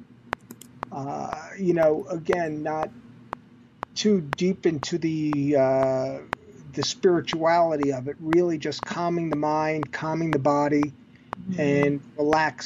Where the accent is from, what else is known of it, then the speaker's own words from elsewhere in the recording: New York City, New York, United States; I'm a New Yorker